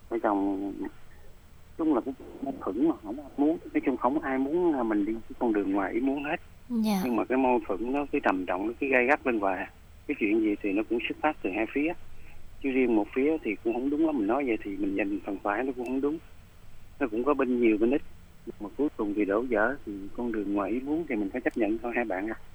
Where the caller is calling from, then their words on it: Cho Lach, Bến Tre, Vietnam; ở Chợ Lách Bến Tre uh, hai bạn.